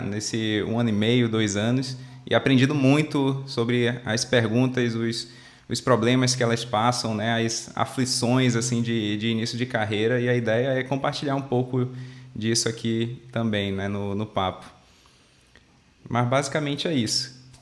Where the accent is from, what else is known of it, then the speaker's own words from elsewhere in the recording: Manaus, Amazonas, Brazil; eu sou natural de Manaus, lá no Amazonas, lá no norte.